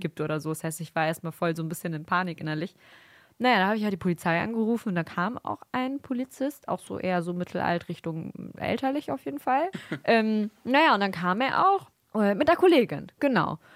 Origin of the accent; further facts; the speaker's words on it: Bremen, Germany; Wir kommen ja aus Bremen